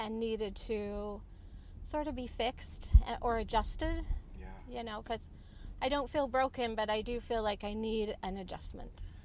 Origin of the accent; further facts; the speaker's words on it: Utah, United States; I'm from Utah.